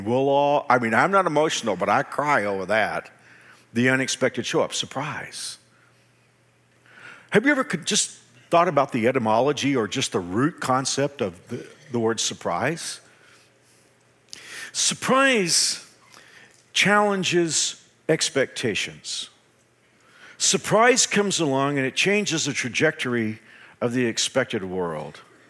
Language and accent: English; Dallas, Texas, United States; now in Wichita, United States; I came from the Dallas-Fort Worth area 33 years ago, but I've loved living in Wichita because Wichitans are more polite